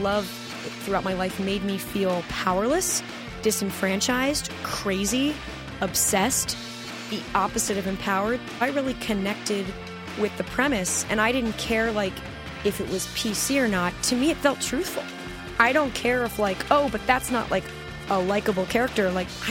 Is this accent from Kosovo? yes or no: no; California, United States; also born or lived in New York; I grew up in California, went to public high school here, and then I went to New York University.